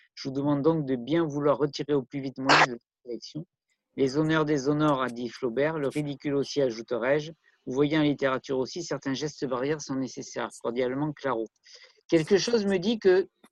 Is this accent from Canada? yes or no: no; Bordeaux, Nouvelle-Aquitaine, France; je suis bordelais à la base